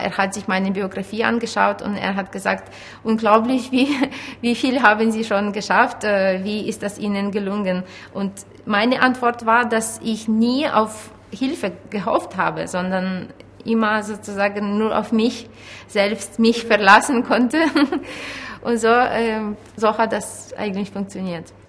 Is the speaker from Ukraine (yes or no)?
yes; Ukraine; moved away